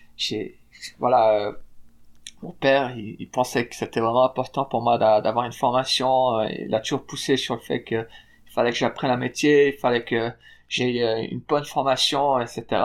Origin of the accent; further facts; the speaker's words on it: Fribourg, Switzerland; moved away as an adult; now in Salt Lake City, United States; je suis né à Fribourg en Suisse, par une maman néerlandaise et un papa suisse